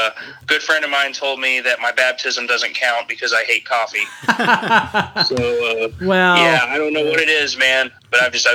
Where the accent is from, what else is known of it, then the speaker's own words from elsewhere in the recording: Lexington, Georgetown area, Kentucky, United States; also born or lived in Wisconsin; I am technically from Wisconsin, since that's where I was born, but I've been in Kentucky, right around the Lexington, Georgetown area for the majority of my life.